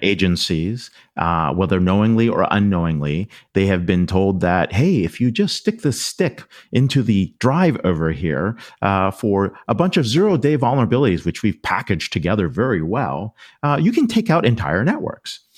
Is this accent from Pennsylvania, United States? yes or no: yes; Pennsylvania, United States; I grew up in Pennsylvania